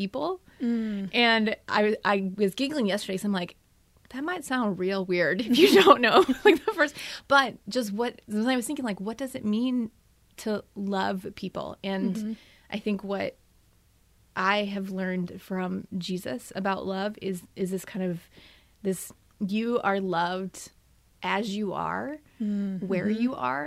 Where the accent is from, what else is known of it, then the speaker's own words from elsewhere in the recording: outside of Chicago, Illinois, United States; also born or lived in Wisconsin; now in Minnesota, United States; I'm originally from outside of Chicago